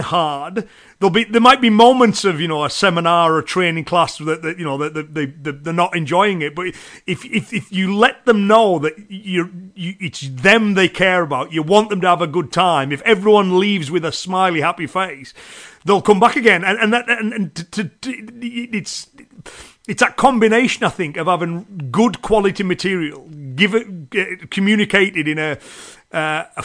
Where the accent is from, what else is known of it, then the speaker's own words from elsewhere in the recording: Cumbria, North West England, United Kingdom; accent: Cumbrian; it's the Cumbrian accent that I have.